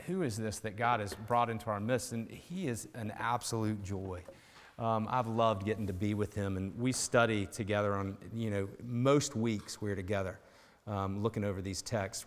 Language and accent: English; Chattanooga, Tennessee, United States; I grew up outside of Chattanooga, Tennessee, on a lake